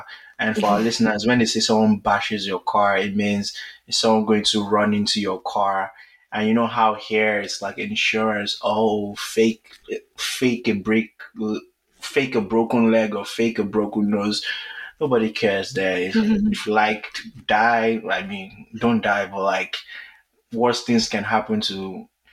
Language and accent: English; Nigeria; as a Nigerian